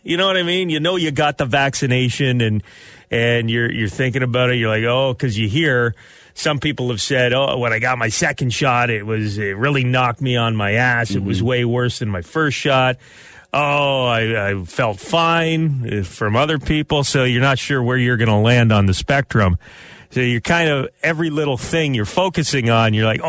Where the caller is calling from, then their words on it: Canada; We're calling from Canada, and there's some talk up here that people in Florida don't care about hockey.